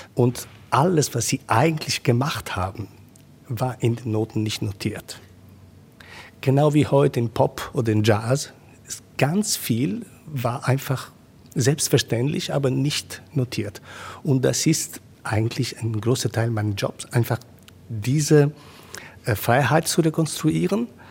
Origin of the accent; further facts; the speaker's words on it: Rome, Lazio, Italy; German is a second language; moved away; Ich bin in Rom geboren. Ich, ich bin gewöhnt, zwischen diesen äh, alten Ruinen zu Hause zu sein